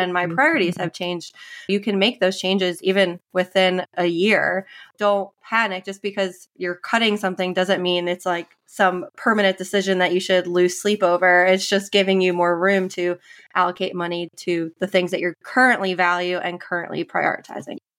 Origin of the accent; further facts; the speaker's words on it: New York, United States; moved away as an adult; also born or lived in Indiana; now in South Carolina, United States; I'm from New York originally, grew up, was born and raised in New York, went to school in South Carolina